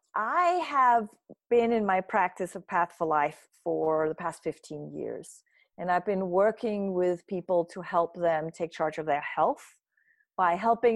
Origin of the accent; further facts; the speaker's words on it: Denmark; I grew up in Denmark. So it's part of my culture that everybody in a company stops for lunch.